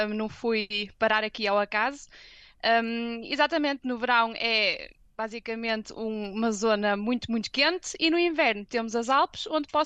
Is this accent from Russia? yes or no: no; Germany; born there; Um, eu nasci na Alemanha